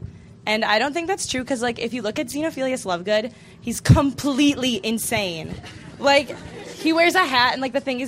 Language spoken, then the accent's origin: English; Birmingham, Michigan, United States; I'm from Birmingham, Michigan.